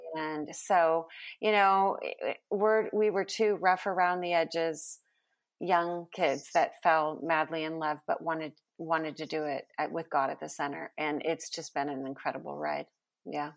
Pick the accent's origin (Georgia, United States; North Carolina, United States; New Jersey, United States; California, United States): California, United States; moved away as an adult; now in Texas, United States; I was born in California.